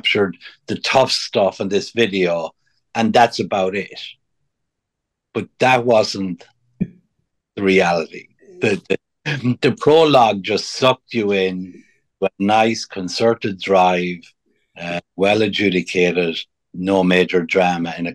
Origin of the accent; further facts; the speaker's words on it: Ireland; now in United States; when I was a young fella growing up in Ireland before I came to America